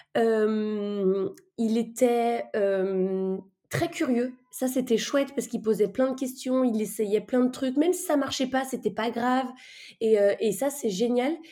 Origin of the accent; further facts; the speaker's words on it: France; on est français